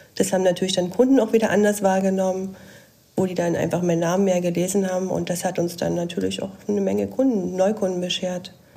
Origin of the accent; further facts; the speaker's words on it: Dresden, Saxony, Germany; Ich komme aus Dresden